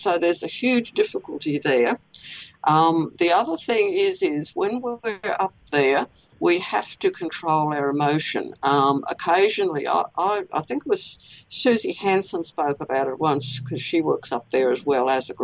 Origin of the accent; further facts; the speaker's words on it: Australia; I'm Australian